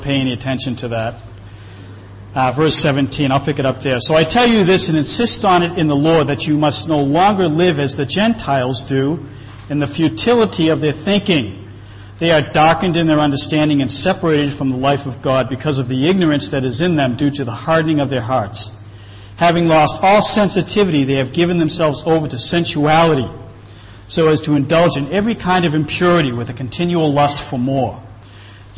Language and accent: English; Boston, Massachusetts, United States; moved away; I'm from Boston. I've been here for quite a while